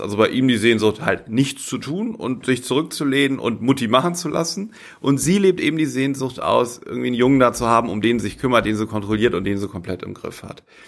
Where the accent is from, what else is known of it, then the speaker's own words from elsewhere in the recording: Bremen, Germany; moved away; ich bin in Bremen geboren, ne, ich stamme aus Bremen